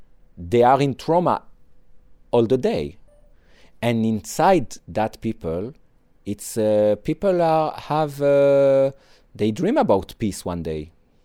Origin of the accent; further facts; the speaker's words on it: Israel; English is a second language; also born or lived in Nice, France; I was born in Nice. And when I was 6 years old, my mother did Aliyah. She came to Israel. And the immigration authorities sent us to the desert, to the development town of Akim.